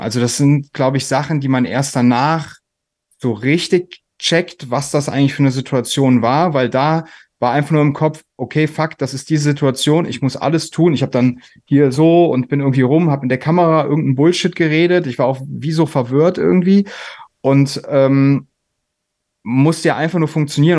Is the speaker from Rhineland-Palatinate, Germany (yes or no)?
yes; a village near Koblenz, Rhineland-Palatinate, Germany; ich aus so einem Kaff bei Koblenz äh, komme